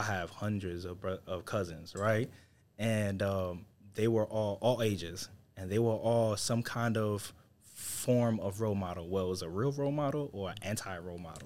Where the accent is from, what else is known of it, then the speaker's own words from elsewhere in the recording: New York City, New York, United States; moved away; I'm originally from New York City, from Harlem. So we grow up with this edge.